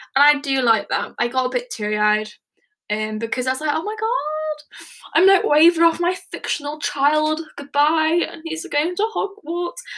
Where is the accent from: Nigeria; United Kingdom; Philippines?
United Kingdom; England; I am from England, United Kingdom